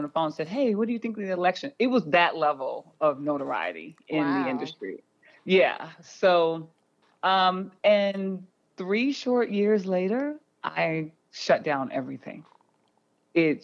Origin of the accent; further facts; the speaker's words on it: Oklahoma, United States; I was born a poor black child in 1970 in Oklahoma